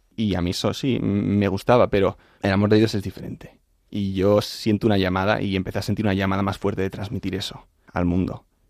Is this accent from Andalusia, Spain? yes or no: no; Madrid, Community of Madrid, Spain; moved away as an adult; now in United States; yo soy de Madrid. Crecí en un... Bueno, siempre mi padre es americano, mi madre es madrileña, mi padre estudió en Estados Unidos